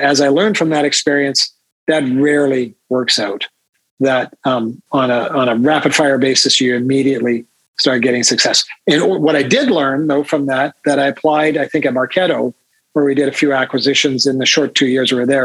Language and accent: English; Saskatchewan, Canada; I'm from Saskatchewan